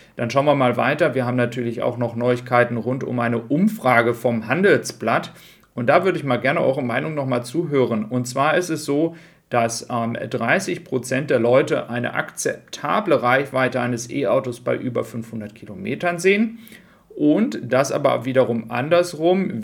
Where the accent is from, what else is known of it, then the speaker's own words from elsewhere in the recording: Germany; bei uns in Deutschland